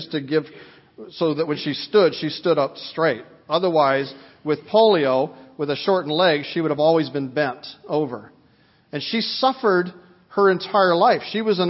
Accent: Vancouver, British Columbia, Canada; I remember a woman in our church when I was growing up in Vancouver.

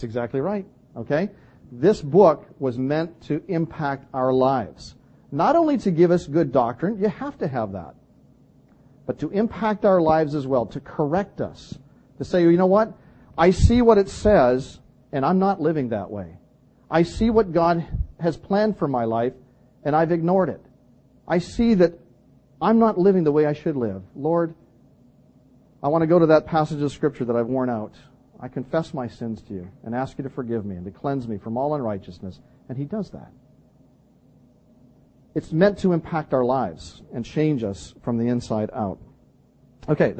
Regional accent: British Columbia, Canada; moved away; I come from British Columbia

